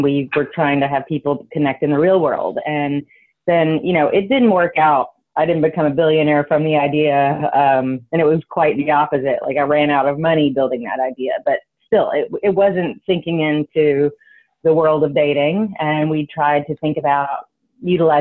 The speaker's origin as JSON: {"language": "English", "town": "Taylorsville", "region": "Kentucky", "country": "United States", "tie": "born or raised there", "moved": "as an adult", "lives_now": "New York, United States", "said": "I was from what I thought was the tiniest town in the entire world, in Taylorsville, Kentucky"}